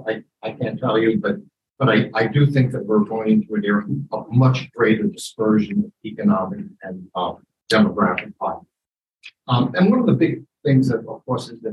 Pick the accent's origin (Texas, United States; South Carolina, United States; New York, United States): New York, United States; New York City; that's my hometown